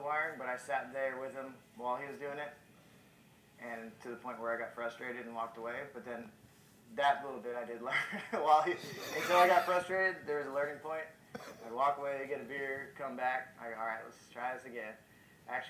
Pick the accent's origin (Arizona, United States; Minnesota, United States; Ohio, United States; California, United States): California, United States; San Diego; I'm from here in East County, San Diego.